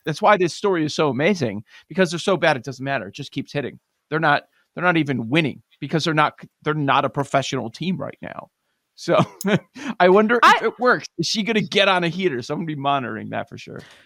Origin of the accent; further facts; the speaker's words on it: Texas, United States; I'm from Texas.